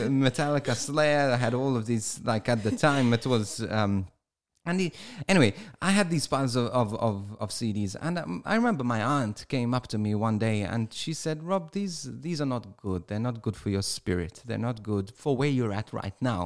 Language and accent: English; Malta; first language English; my first language is, is English, too. I, even though I was brought up in Malta